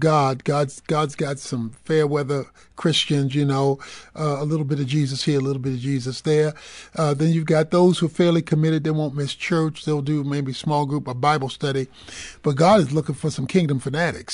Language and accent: English; Dallas, Texas, United States; I'm, I'm from Dallas